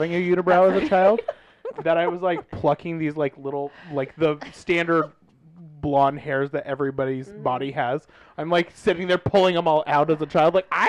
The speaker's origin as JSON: {"language": "English", "region": "Midwest", "country": "United States", "accent": "Midwestern", "said": "Mine always goes Midwestern. I can't do anything else."}